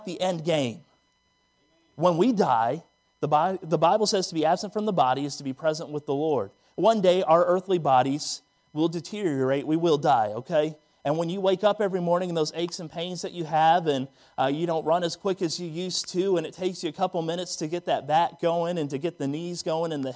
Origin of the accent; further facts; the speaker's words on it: Northern Virginia, United States; now in Kingsport, United States; When I grew up in Northern Virginia